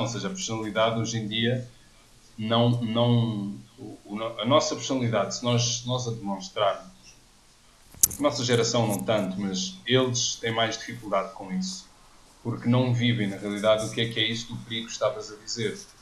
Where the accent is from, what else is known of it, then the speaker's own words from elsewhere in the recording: Odivelas, Portugal; eu não vivo muito longe de onde eu cresci, em Anivelas